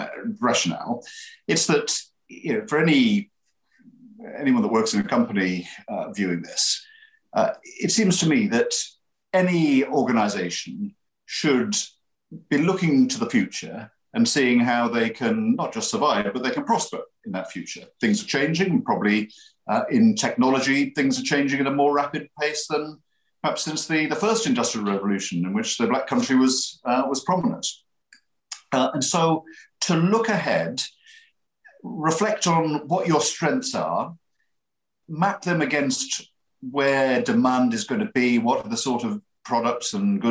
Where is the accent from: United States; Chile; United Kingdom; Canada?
United Kingdom; Middlesbrough, North East England; you wouldn't be surprised to hear this from someone that's born and bred in Middlesbrough, your place matters, and every place is different.